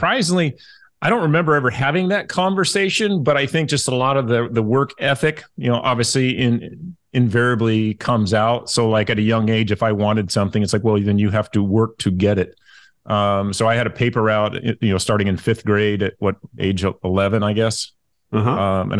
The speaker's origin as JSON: {"language": "English", "town": "Los Angeles", "region": "California", "country": "United States", "tie": "born or raised there", "said": "UCLA was great, growing up in the Los Angeles basin, you could say."}